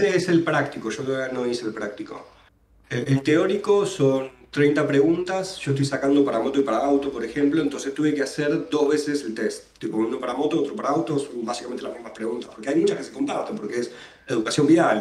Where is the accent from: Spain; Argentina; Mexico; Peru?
Argentina; Buenos Aires; yo soy porteño pura cepa